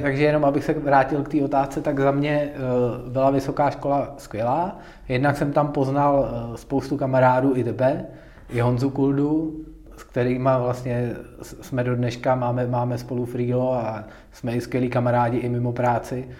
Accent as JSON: {"language": "Czech", "town": "Tábor", "region": "South Bohemian Region", "country": "Czechia", "moved": "as an adult", "lives_now": "Pardubice, Czech Republic", "said": "já jsem z Tábora, což je takový menší, menší městečko"}